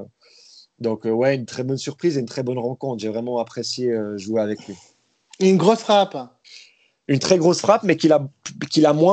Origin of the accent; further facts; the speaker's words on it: Vallorbe, Vaud, Switzerland; Moi, je viens de Valorbe, dans le Nord-Vaudois. Donc, euh, pas loin de, entre Yverdon et Lausanne